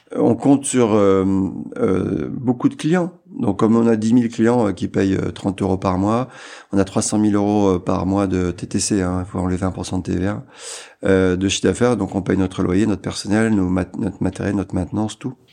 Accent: Amiens, Hauts-de-France, France; Amiens, c'était ma ville.

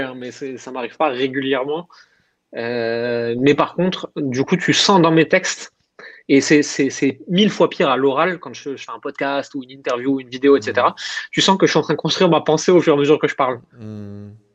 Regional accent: Alsace, Grand Est, France

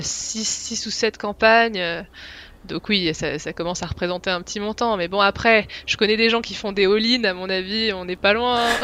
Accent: Picardy, Hauts-de-France, France; moved away as an adult; now in Switzerland; je viens de France, de Picardie à l'origine

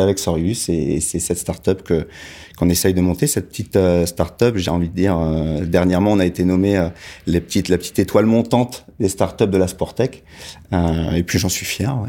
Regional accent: Bondy, Île-de-France, France; j'ai parcouru les petites rues de Bondy où j'ai grandi, à Bondy Nord, dans les quartiers populaires.

